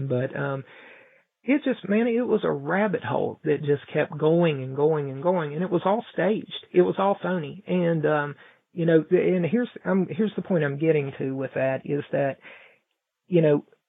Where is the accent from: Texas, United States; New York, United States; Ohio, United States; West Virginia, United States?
West Virginia, United States; Mount Hope; The president came to my hometown, and we're a very small, I don't know how big Paris is, but we're a very small town here in Mount Hope